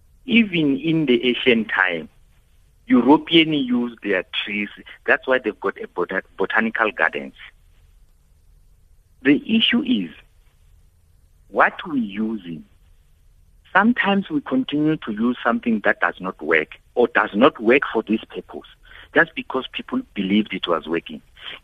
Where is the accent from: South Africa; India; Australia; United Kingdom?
South Africa; Venda, Limpopo; also born or lived in Alexandra, Gauteng; Though I was born in Alexander, I grew up in Venda, Alexander person.